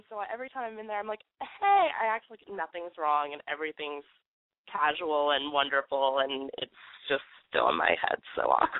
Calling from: Athens, Georgia, United States; I'm calling from Athens, Georgia, and I'm 20 years old.

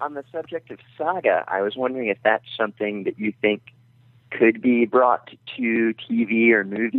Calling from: Memphis, Tennessee, United States; from Memphis.

